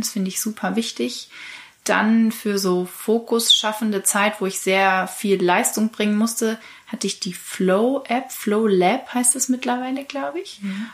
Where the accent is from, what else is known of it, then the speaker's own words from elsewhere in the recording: Kiel, Schleswig-Holstein, Germany; moved away as an adult; now in Hamburg, Germany; Ich bin in Kiel aufgewachsen und lebe seit nunmehr fünf Jahren in Hamburg